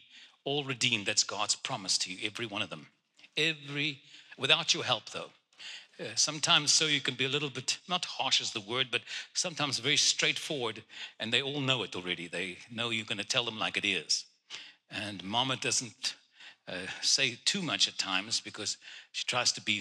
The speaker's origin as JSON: {"language": "English", "town": "Cape Town", "region": "Western Cape", "country": "South Africa", "tie": "born or raised there", "first_language": "Afrikaans", "second_language": "English", "moved": "yes", "said": "I was born in Cape Town"}